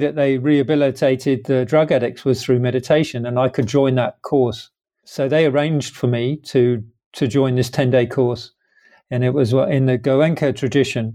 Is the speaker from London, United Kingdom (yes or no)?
yes; London, United Kingdom; where I live in London, where I was born in London